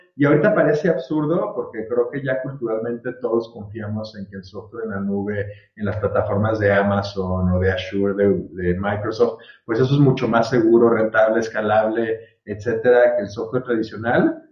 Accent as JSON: {"language": "Spanish", "town": "Guadalajara", "region": "Jalisco", "country": "Mexico", "tie": "born or raised there", "also_born_or_lived": "Virginia, United States", "moved": "as an adult", "said": "yo soy aquí de Guadalajara, este, toda la vida de Guadalajara, aunque hice la carrera en Estados Unidos y trabajé por allá un par de años"}